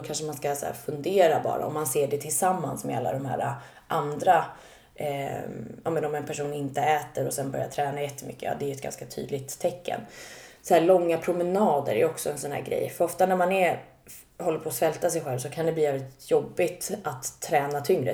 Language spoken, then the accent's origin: Swedish; Stockholm, Stockholm County, Sweden; Södermalm, jag är uppvuxen där